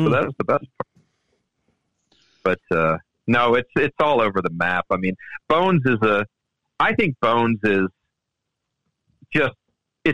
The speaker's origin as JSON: {"language": "English", "region": "Maryland DC area", "country": "United States", "tie": "born or raised there", "said": "I grew up in the Maryland DC area"}